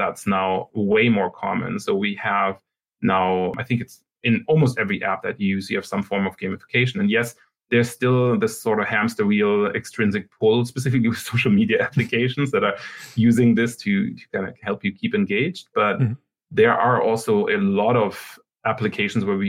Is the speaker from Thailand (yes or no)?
no; Germany; moved away as an adult; also born or lived in Sweden / Canada; now in Waterloo, Canada; I'm originally from Germany, and then I went to Sweden to do my PhD there.